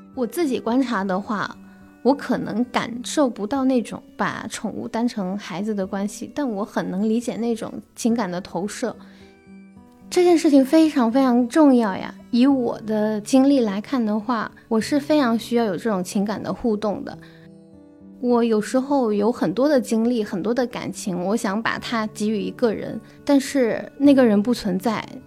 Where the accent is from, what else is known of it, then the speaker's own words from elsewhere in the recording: Guangdong, China; now in Beijing, China; 我是来自广东潮汕地区的，现在是一名媒体人